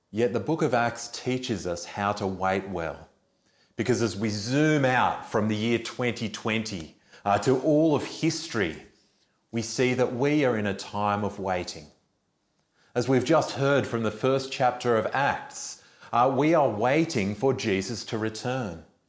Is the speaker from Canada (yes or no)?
no; Australia; as an Australian